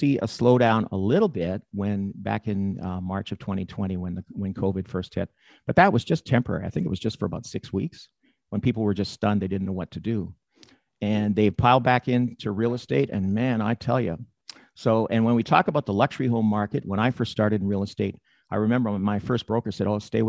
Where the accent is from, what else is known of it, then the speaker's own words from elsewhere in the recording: Regina, Saskatchewan, Canada; I grew up in Regina. I was born and raised in Regina